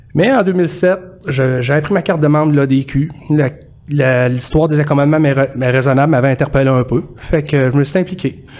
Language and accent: French; Disraeli, Quebec, Canada; also born or lived in Coleraine / Victoriaville; now in Drummondville, Canada; Je suis natif de Disraeli, qui est à la limite entre la, entre la région de Chaudière-Appalaches et l'Estrie. Euh, j'ai grandi là-bas.